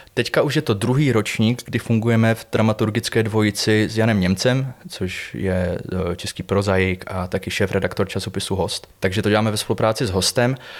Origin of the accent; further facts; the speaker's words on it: Buchlovice, Zlín Region, Czechia; Já pocházím z Buchlovic teda, což je takový městys nedaleko Uherského hradiště